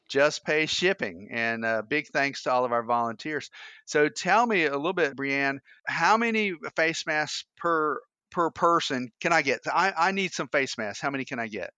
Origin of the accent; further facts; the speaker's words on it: Atlanta, Georgia, United States; moved away; P D K, my hometown in, uh, in Atlanta.